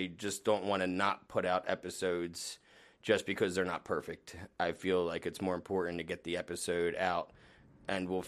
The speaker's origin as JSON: {"language": "English", "region": "New Jersey", "country": "United States", "tie": "born or raised there", "said": "I grew up in Jersey"}